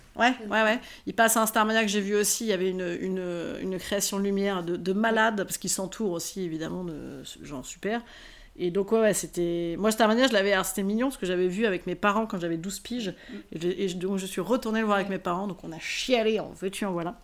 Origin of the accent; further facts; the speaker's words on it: Rouen, Normandy, France; je suis originaire d'Arouen